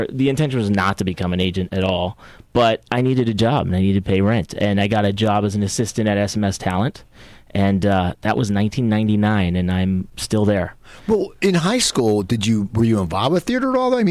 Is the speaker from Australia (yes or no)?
no; San Juan, Puerto Rico; born there; also born or lived in Florida / North Carolina / Belgium / New Jersey; I was born in San Juan, Puerto Rico.